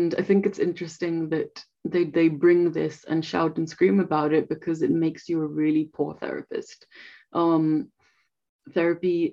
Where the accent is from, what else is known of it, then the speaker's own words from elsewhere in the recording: India; moved away; I'm from India.